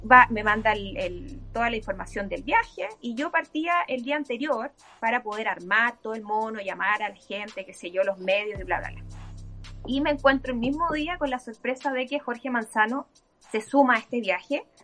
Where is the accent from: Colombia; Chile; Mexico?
Chile; Antofagasta; born there; te insisto, yo nací en Antofagasta, mis vacaciones de universitaria, hasta ahí llegué con mi relación con Antofagasta